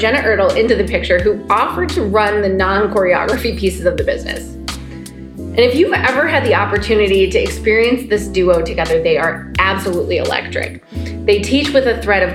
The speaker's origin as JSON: {"language": "English", "town": "Anoka", "region": "Minnesota", "country": "United States", "tie": "born or raised there", "said": "I grew up in Anoka, Minnesota"}